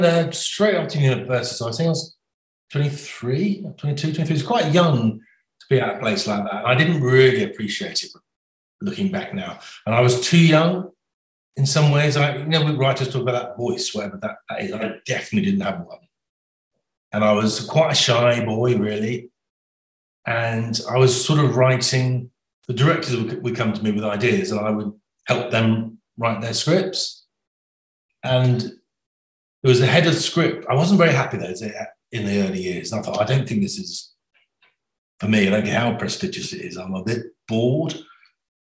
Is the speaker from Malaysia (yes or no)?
no; Somerset, South West England, United Kingdom; growing up in Somerset.